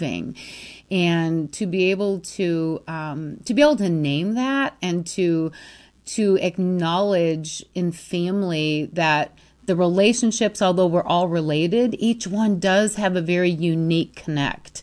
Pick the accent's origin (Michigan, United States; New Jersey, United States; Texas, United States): Michigan, United States; Free Soil; now in Scottsdale, United States; It's a little tiny farm town between Ludington and Manistee